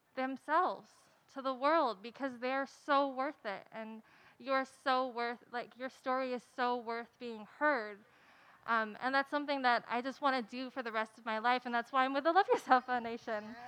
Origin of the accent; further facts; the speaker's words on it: Santa Barbara, California, United States; I'm actually from Santa Barbara